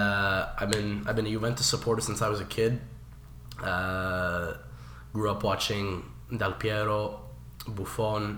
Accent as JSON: {"language": "English", "town": "Montreal", "region": "Quebec", "country": "Canada", "said": "So we are from Montreal, Canada"}